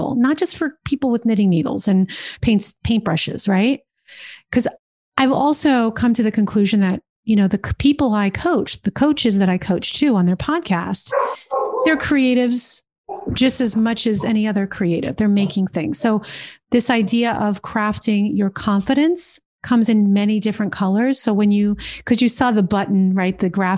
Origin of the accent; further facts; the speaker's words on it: New Jersey, United States; also born or lived in New York City; In New Jersey, baby. In New Jersey